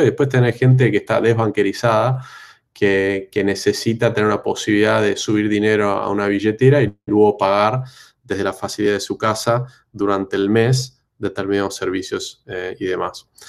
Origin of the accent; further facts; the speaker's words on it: Argentina; moved away as an adult; now in Brazil; siendo argentino, habiendo vivido en Argentina 30 años